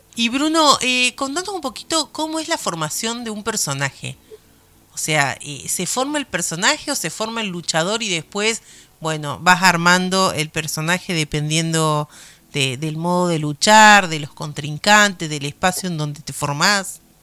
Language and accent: Spanish; Argentina; en mi país